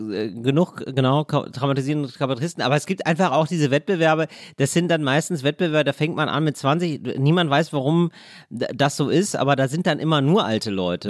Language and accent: German; Duisburg, North Rhine-Westphalia, Germany; also born or lived in Trier; Ich bin ja geboren in Duisburg und das ist die Stadt, wo Ruhrgebiet und Niederrhein aufeinanderstoßen.